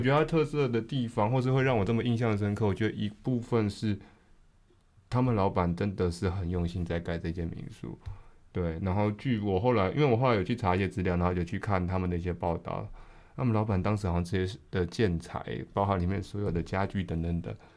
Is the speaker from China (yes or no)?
no; Taiwan; 对于我们台湾人来说